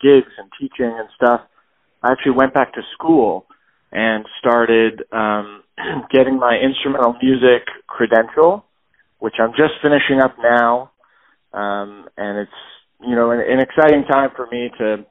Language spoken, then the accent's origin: English; Los Angeles, California, United States; also born or lived in Washington, D.C.; I was born in Washington, D.C., although my family moved to Los Angeles when I was about 1.5 or 2 years old. So I was really raised in L.A.